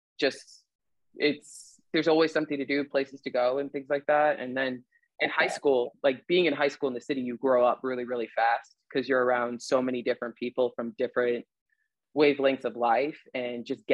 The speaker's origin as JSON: {"language": "English", "town": "Chicago", "region": "Illinois", "country": "United States", "tie": "born or raised there", "said": "I did my early growing up in the suburbs of Chicago. Mm-hmm. And then after my parents had divorced, we moved to the city."}